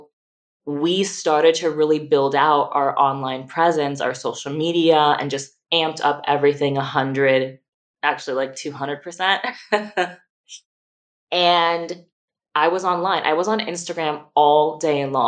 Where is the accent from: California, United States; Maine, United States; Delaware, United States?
California, United States; moved away as an adult; now in Austin, United States; California, as much as I adore my home state